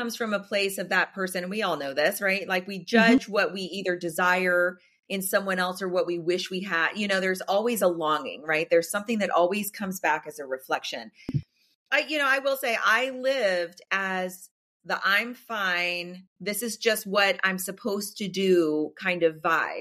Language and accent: English; the South, United States; I grew up in the South